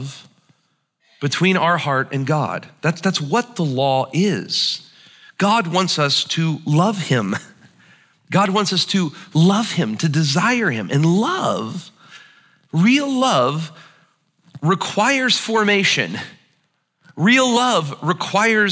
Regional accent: United States; pride and being an American

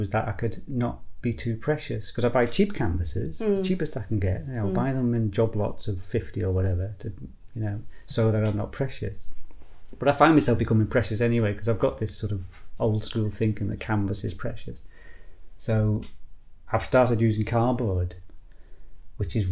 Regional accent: Liverpool, North West England, United Kingdom; moved away; also born or lived in Northumberland coast; I grew up in Liverpool, which is a very industrialised coast around there

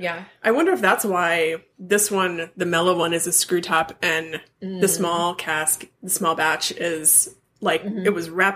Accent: California, United States; I grew up in California

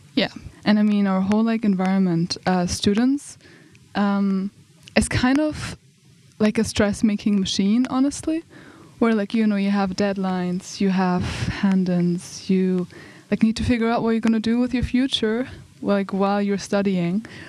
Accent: Germany; moved away as an adult; also born or lived in United Kingdom; now in Umeå, Sweden; I'm from Germany, but I study in the UK, and now I'm here on Erasmus

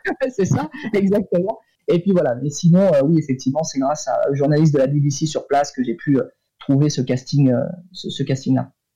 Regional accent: France; en tant que Français

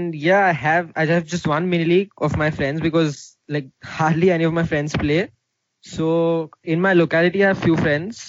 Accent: India; also born or lived in Mumbai; I am an Indian, as you all know. I live in the city of Mumbai.

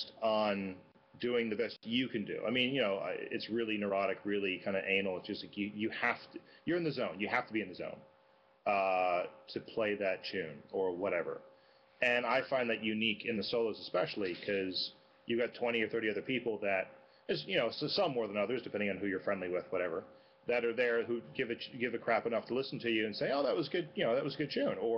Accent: United States; as an American playing there

